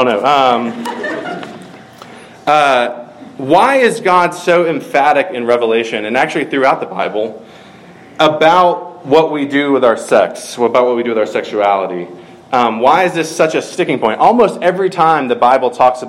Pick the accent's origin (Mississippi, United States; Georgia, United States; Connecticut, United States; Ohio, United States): Georgia, United States; from my home state